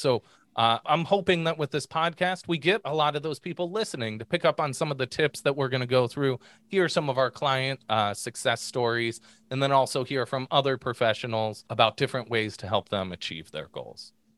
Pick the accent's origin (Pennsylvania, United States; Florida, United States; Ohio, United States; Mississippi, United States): Pennsylvania, United States; Pittsburgh; now in Southwest Michigan, United States; growing up in Pittsburgh